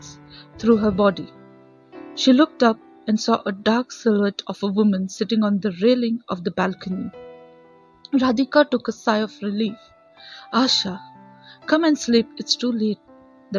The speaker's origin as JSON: {"language": "English", "town": "Dombivli", "region": "Maharashtra", "country": "India", "said": "I am from Thane, Dombivli"}